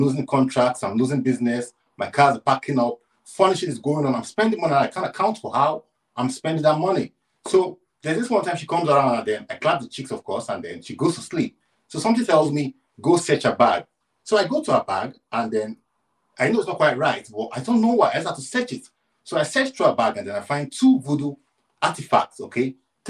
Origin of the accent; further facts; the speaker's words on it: Nigeria; I'm from Nigeria, Coach.